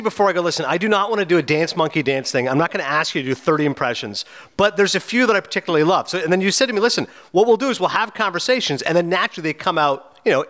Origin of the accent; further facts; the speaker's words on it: Canada; being Canadian